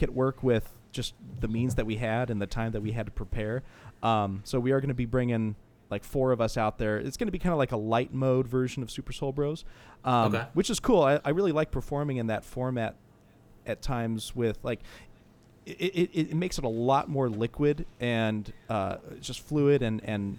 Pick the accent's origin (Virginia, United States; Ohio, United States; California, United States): California, United States; San Jose; when he came to San Jose, actually, in my hometown